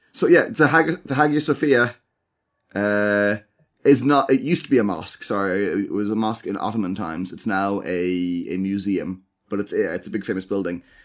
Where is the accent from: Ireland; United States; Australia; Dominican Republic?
Ireland; as Irish people